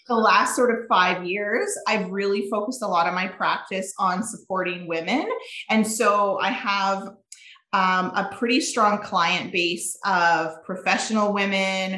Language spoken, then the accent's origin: English; Saskatchewan, Canada; moved away as an adult; now in Alberta, Canada; born and raised in Saskatchewan, small town Saskatchewan girl